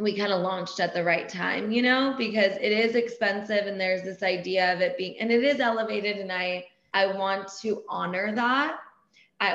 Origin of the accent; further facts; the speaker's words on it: Laguna Beach, California, United States; first language Persian; English is a second language; I grew up in Laguna